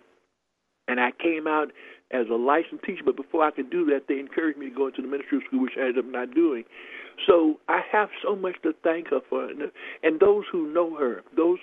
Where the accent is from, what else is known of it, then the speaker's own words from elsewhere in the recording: Houston, Texas, United States; I grew up in Houston, Texas